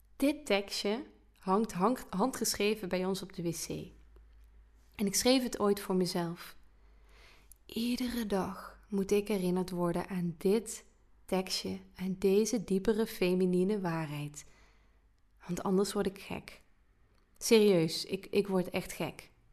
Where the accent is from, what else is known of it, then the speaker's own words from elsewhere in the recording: Limburg, Netherlands; als Limburger